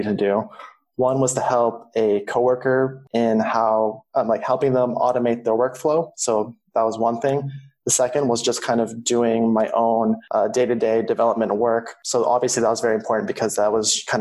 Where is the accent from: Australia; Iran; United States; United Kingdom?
United States; Silicon Valley, California; I grew up in California in the Silicon Valley.